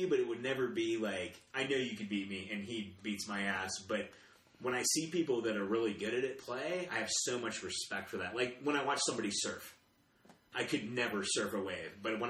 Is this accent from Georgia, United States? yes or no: yes; Atlanta, Georgia, United States; now in Colorado Springs, United States; I'm from Atlanta.